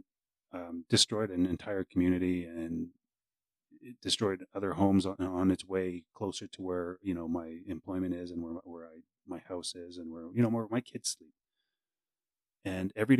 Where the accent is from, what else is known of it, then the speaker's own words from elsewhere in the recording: Saskatchewan, Canada; now in British Columbia, Canada; I'm originally from Saskatchewan